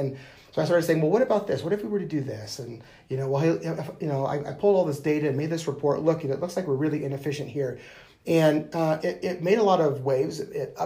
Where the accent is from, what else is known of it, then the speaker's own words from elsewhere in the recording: United States; moved away as an adult; also born or lived in Wyoming / Nebraska; now in Denver, United States; growing up in Wyoming and Nebraska, we'd always come to Denver